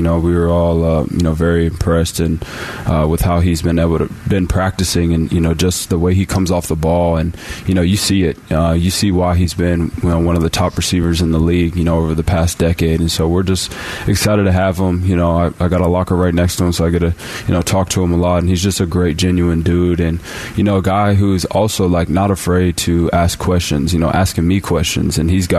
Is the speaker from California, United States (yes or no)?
no; Arizona, United States; It's named after the street I grew up here in Arizona